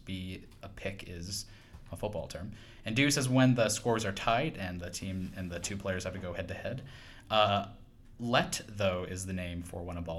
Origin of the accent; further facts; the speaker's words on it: Virginia, United States; I am from Virginia, yes.